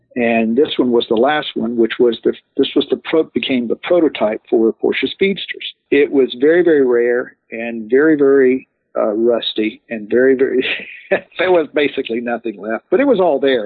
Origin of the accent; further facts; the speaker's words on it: Ocala, Florida, United States; I grew up in Ocala, Florida